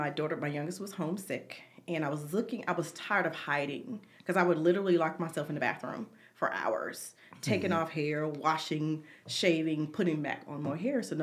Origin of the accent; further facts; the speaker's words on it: the South, United States; And I grew up in the South with very long hair.